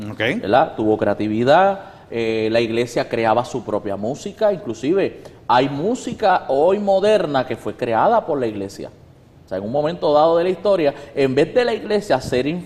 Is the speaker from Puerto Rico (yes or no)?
yes; Puerto Rico; si por ejemplo yo como puertorriqueño voy a África, yo no soy africano, yo soy puertorriqueño. Y yo seguiría hablando como puertorriqueño que soy